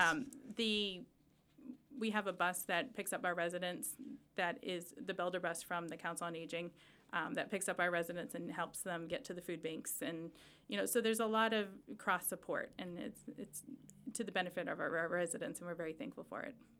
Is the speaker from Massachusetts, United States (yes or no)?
yes; Chelmsford, Massachusetts, United States; also born or lived in Charlotte, North Carolina; I was born and raised in Chelmsford.